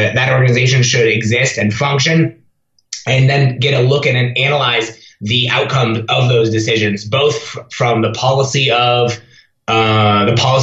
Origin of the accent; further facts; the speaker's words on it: Ames, Iowa, United States; my hometown of Ames, Iowa